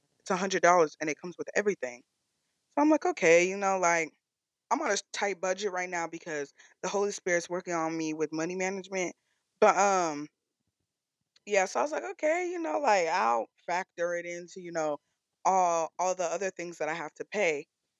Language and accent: English; Nigeria; I'm Nigerian. So I packed proper food, bro.